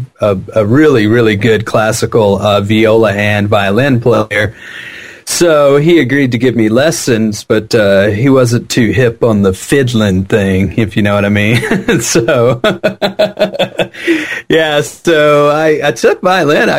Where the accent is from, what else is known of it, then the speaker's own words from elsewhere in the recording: Jackson, Mississippi, United States; also born or lived in San Francisco Bay Area; now in San Francisco, United States; I grew up in Jackson, Mississippi